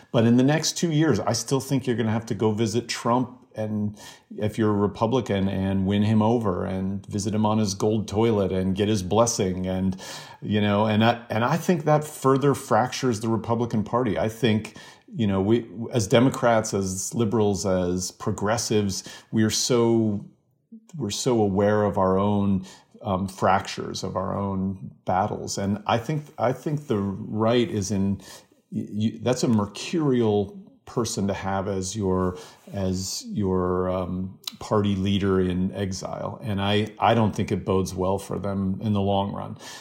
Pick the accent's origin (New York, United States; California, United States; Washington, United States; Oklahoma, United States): Washington, United States; Spokane; Spokane, Washington, my hometown.